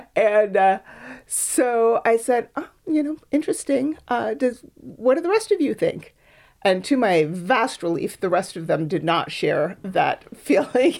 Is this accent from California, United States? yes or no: no; Boston, Massachusetts, United States; moved away as an adult; also born or lived in Berkeley; now in Oakland, United States; I grew up on the East Coast in Boston